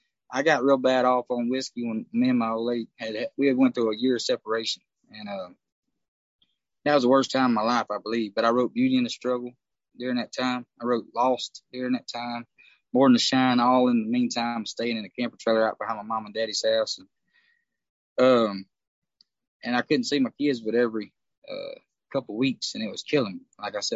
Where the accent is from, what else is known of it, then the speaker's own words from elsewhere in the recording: Texas, United States; now in Nashville, United States; I came from Texas, so, like, I love everything about where I played in Texas and everything. But as soon as you jump in that vehicle and you move your way to Nashville